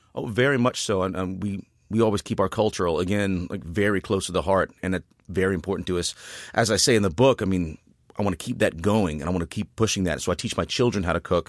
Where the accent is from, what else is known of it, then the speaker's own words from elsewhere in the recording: Rayne, Louisiana, United States; I was born and raised in Rain, Louisiana, right outside Lafayette